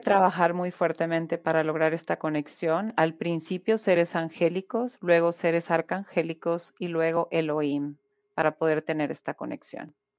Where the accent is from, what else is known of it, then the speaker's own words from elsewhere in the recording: Guatemala; de Guatemala